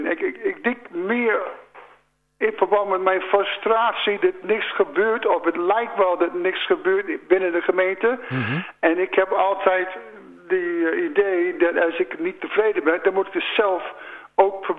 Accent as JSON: {"language": "Dutch", "country": "United States", "tie": "born or raised there", "second_language": "Dutch", "moved": "yes", "lives_now": "Landhorst, Netherlands", "said": "ik woon hier al 35 jaar, maar ik ben een geboren Amerikaan."}